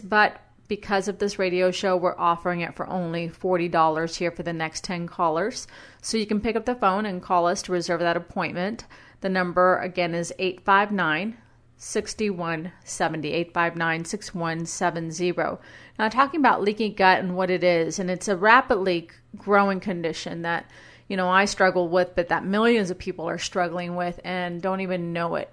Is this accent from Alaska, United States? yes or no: no; Brownsville, Texas, United States; moved away as an adult; also born or lived in San Antonio; now in Boise, United States; my hometown of Brownsville